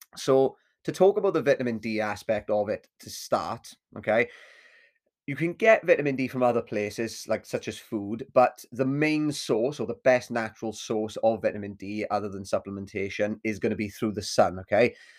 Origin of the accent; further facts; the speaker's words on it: Swansea, Wales, United Kingdom; my hometown of Swansea